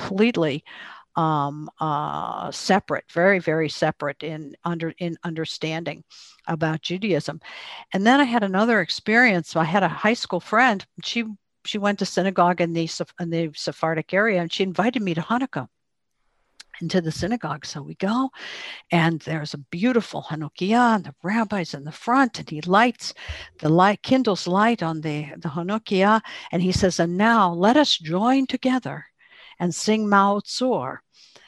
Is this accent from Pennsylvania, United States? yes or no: yes; Pittsburgh, Pennsylvania, United States; I'm from Pittsburgh